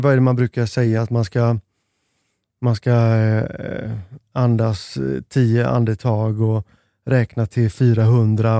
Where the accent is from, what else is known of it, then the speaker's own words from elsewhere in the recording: Sweden; vi i Sverige